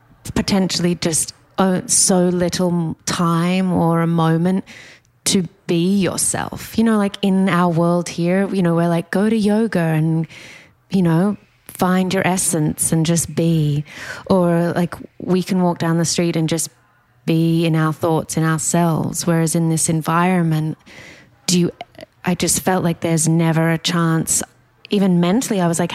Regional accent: Australia; moved away; I grew up in Australia.

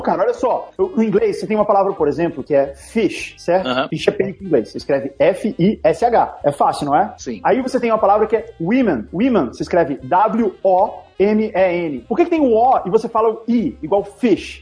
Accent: Brasília, Federal District, Brazil; now in São Paulo, Brazil; eu não sou de São Paulo, né? Eu, eu nasci em Brasília. E quando eu me mudei para uhum. São Paulo

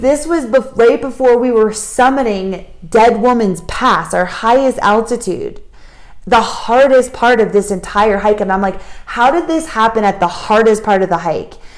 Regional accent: United States; We come from the States

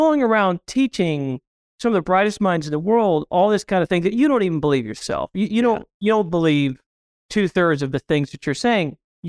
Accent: Springfield, Missouri, United States; I grew up in Springfield, Missouri. If you've ever had Andy's Ice Cream or you've ever been to Bass Pro Shops, that's the headquarters of both of those places.

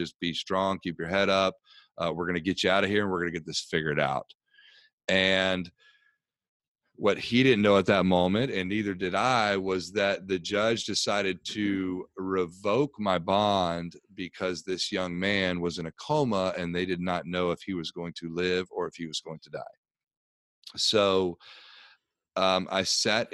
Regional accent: Tampa, Florida, United States; I grew up in Tampa, Florida

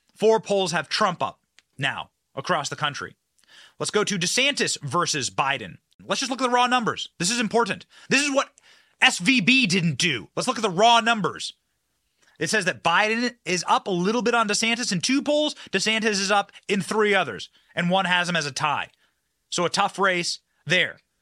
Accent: Iowa, United States; I'm also from Iowa

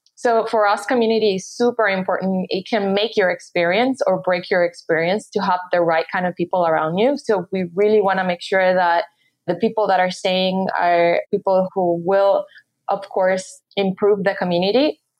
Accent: Puerto Rico; moved away as an adult; I'm from Puerto Rico. I grew up there. I went to high school there

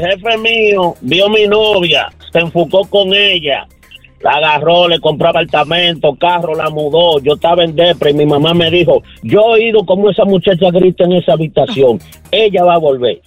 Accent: Dominican Republic; moved away; tenía un problema con unas tierras en mi país

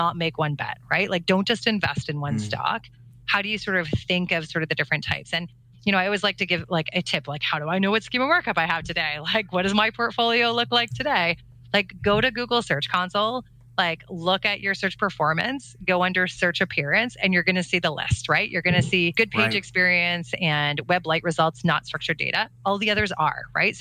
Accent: Canada; I'm Canadian

